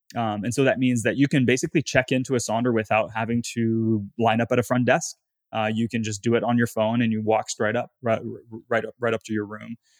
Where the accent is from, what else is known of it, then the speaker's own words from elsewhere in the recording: Gatineau, Quebec, Canada; moved away; I'm from a town called Gatineau, which is the, the fourth largest city in Quebec.